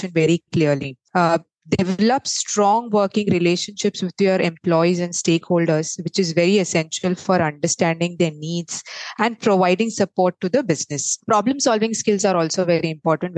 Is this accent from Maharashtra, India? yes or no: yes; Mumbai, Maharashtra, India; also born or lived in Mangalore; I am originally from Mangalore but raised in Mumbai. Pretty much a Mumbaiker.